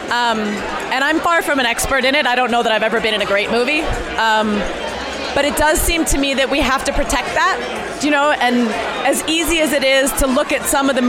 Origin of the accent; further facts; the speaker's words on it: Hawaii, United States; like I come from Hawaii, and like the day I get to celebrate a native Hawaiian female filmmaker who's being given a giant voice and a platform